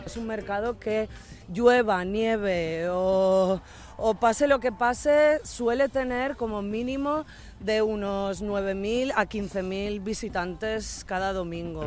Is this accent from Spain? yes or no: yes; Valencian Community, Spain; now in Berlin, Germany; somos valencianos